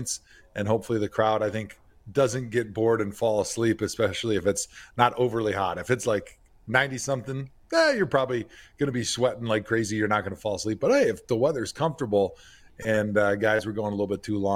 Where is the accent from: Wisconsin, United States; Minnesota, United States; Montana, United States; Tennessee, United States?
Wisconsin, United States; We bring our own cheese when we're from Wisconsin.